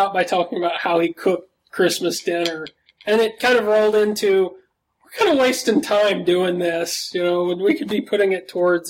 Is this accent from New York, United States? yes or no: no; Athens, Tennessee, United States; I'm from Athens, Tennessee